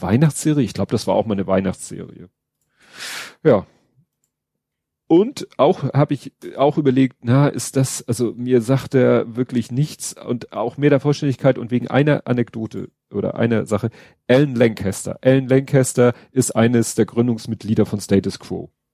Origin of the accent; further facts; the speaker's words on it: Germany; als Deutsche